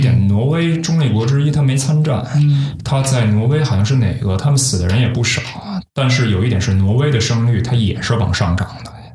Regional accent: China; 我们中国人

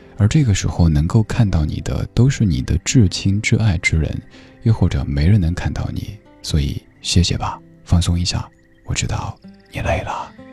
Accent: Chengdu, Sichuan, China; moved away; 我家乡成都当年被誉为超女之城

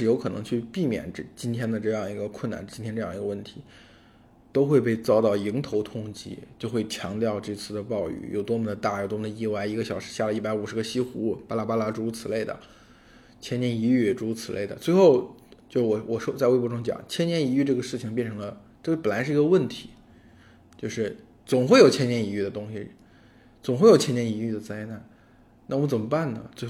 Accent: Henan, China; 我作为河南人

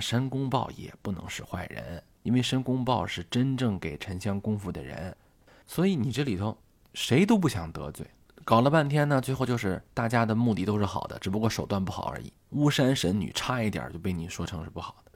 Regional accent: Shanxi, China; 我的家乡啊，山西

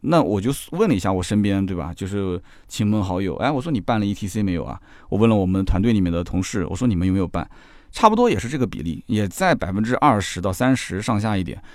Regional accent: Jiangsu, China; 我是江苏的，我办什么鲁通卡，虽然说全国通行，对吧？我们江苏有苏通卡

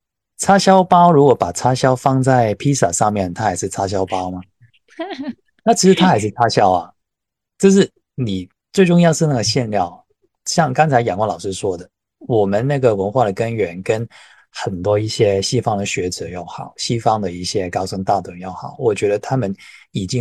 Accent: China; 是不是作为一个中国人，我们应该更好好的去珍惜，跟去发现，去去享用这个宝藏？

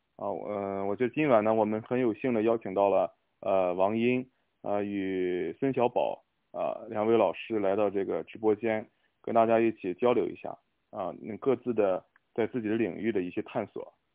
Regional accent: Qingdao, Shandong, China; 我也是青岛人，我从小会看，有的时候会看到一些就是啤酒屋

